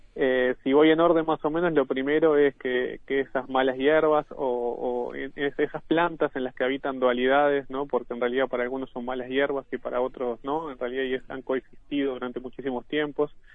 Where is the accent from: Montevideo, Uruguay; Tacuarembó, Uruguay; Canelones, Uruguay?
Canelones, Uruguay; Ciudad de la Costa; del mismo lugar donde, donde yo nací y vivo actualmente, que es la zona de cinturón de balnearios, Lago Mar, Solimar, Pinar, Ciudad de la Costa en general